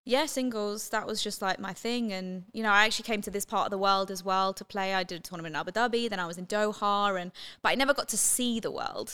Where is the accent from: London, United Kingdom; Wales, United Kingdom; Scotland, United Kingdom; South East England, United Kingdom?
London, United Kingdom; moved away; I'm from London, uh, born and raised